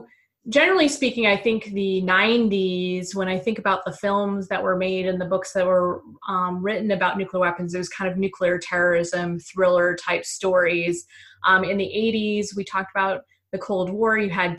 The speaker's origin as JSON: {"language": "English", "region": "Michigan", "country": "United States", "moved": "yes", "said": "I'm originally from Michigan"}